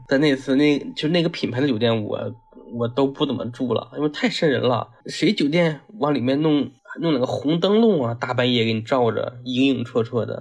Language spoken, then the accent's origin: Chinese; northern China, China; 身为北方人，其实很少见到那种大蟑螂啊